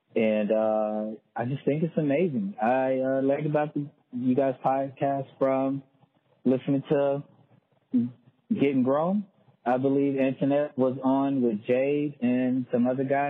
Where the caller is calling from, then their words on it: Tulsa, Oklahoma, United States; I'm calling from Tulsa, Oklahoma.